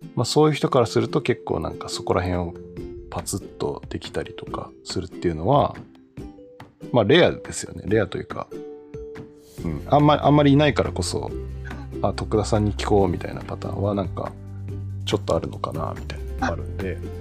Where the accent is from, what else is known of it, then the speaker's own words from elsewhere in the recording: Fukuoka, Japan; moved away; 私福岡出身